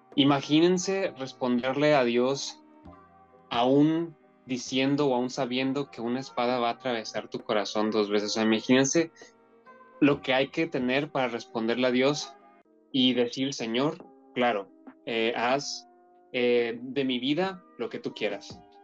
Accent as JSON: {"language": "Spanish", "town": "Monterrey", "region": "Nuevo León", "country": "Mexico", "moved": "as an adult", "lives_now": "Madrid, Spain", "said": "yo que soy de Monterrey y estoy acostumbrado al calor"}